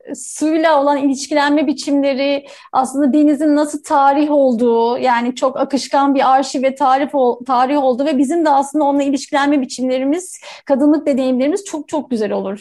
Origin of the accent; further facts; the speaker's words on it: Istanbul, Turkey; ben kendimi hep Kadıköylü olarak adlederim ve yani e, neredeyse 16 yaşımdan beri Kadıköylüyüm. E, orada hani ergenliği orada yaşadım